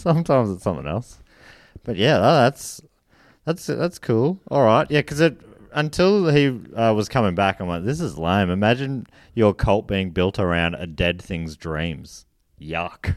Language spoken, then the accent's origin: English; Australia; we're from Sydney? I mean, we're from Australia.